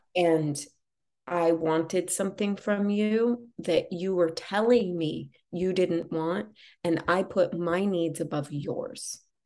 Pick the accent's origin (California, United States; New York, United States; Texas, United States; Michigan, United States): California, United States; Los Angeles; Growing up in Los Angeles and, you know, being exposed to things really young